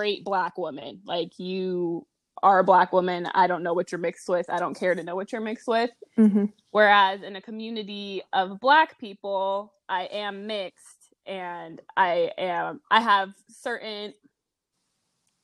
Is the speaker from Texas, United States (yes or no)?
no; Las Vegas, Nevada, United States; moved away as an adult; now in Los Angeles, United States; I was born and raised in Las Vegas, Nevada. I'm currently living in Los Angeles.